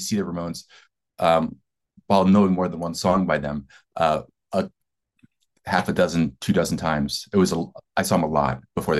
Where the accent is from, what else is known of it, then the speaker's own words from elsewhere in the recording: Delaware, United States; Delaware is part of the tri-state area in Philly. So, you know, New Jersey, Pennsylvania, and Delaware. And I grew up on … was the hometown hero.